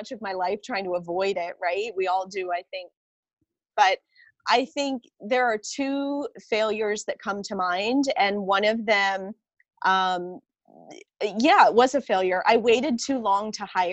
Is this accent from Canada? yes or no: yes; Canada; I'm Canadian